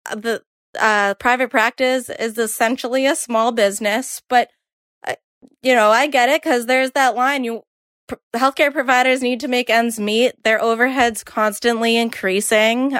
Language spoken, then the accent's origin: English; Boston, Massachusetts, United States; I'm from Boston